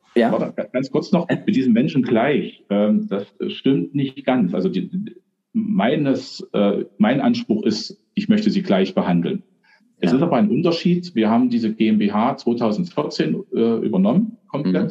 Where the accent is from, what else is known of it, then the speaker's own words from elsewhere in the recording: Germany; bei uns in Deutschland